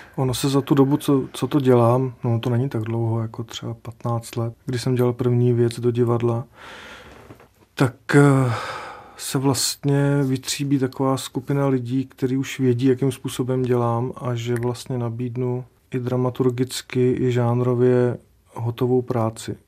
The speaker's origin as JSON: {"language": "Czech", "region": "Sudetenland", "country": "Czechia", "said": "u nás v Sudetech"}